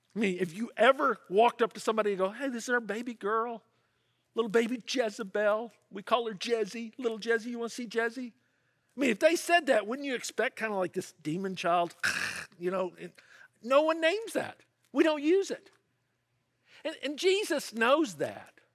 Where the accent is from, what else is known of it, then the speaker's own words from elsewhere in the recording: Memphis, Tennessee, United States; in my hometown of Memphis, Tennessee